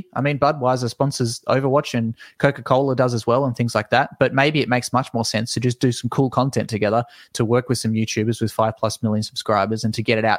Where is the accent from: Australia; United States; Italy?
Australia; As an Australian, it's impossible.